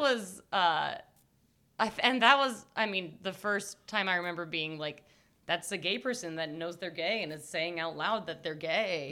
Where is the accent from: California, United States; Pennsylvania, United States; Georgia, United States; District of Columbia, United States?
Georgia, United States; Cobb County, suburbs of Atlanta; I grew up in Cobb County